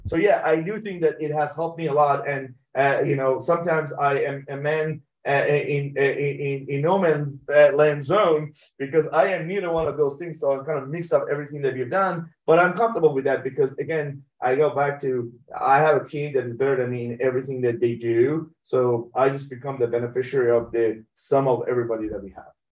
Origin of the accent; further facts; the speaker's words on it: Tehran, Tehran Province, Iran; moved away; I was born in Iran, Tehran